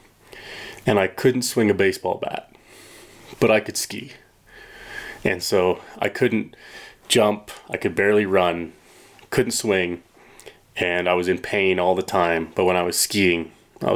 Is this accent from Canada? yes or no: yes; Chilliwack, British Columbia, Canada; I grew up in British Columbia, Chilliwack, BC